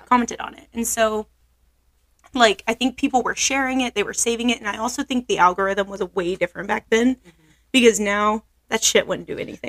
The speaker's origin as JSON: {"language": "English", "region": "Oklahoma", "country": "United States", "also_born_or_lived": "Billings, Montana", "said": "I'm not from Montana. I'm from Oklahoma."}